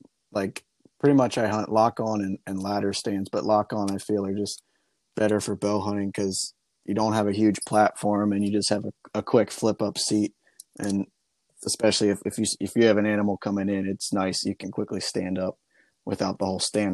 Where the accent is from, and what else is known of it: Pennsylvania, United States